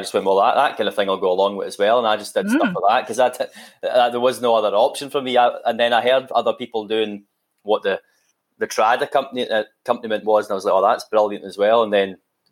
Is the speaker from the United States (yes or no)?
no; Livingston, Scotland, United Kingdom; I'm from Livingston, so there's obviously no real traditional, you know, grounding in music there